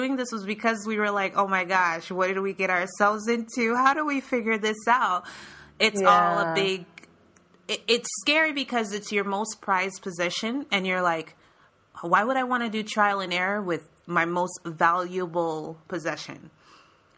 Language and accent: English; Florida, United States; I'm from Florida